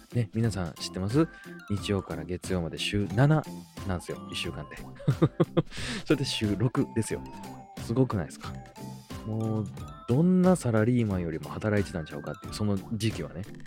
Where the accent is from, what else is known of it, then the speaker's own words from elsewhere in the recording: Osaka, Japan; accent: Kansai-ben; 僕、まあ、大阪出身なんで、まあ、関西弁なんでね